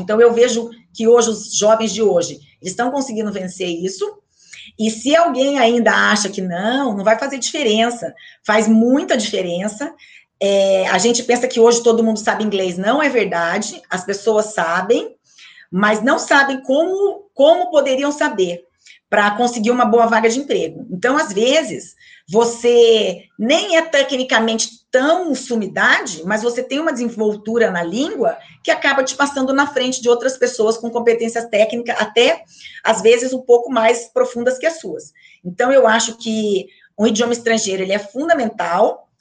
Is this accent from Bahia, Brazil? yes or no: no; Maringá, Paraná, Brazil; eu sou de Maringá, né, então fazia colégio em Maringá